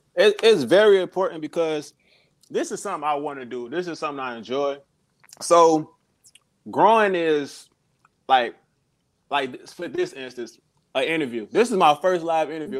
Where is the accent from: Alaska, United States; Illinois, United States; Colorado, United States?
Illinois, United States; Chicago; also born or lived in South Carolina; now in Columbia, United States; I'm from Chicago. I uh moved to South Carolina like a couple years ago.